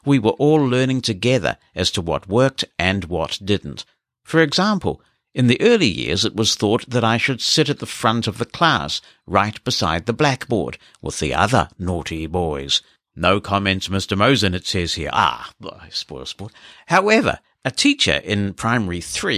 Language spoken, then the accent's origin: English; Glasgow, Scotland, United Kingdom; I grew up in Glasgow, a tough city at any time, but one during that period still dominated by religious splits, almost akin to that of Belfast in Northern Ireland.